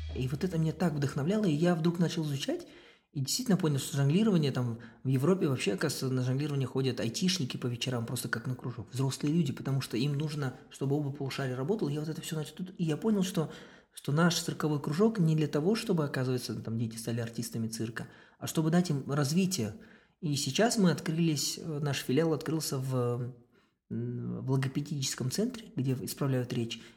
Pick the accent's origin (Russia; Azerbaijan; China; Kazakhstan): Kazakhstan; я из Казахстана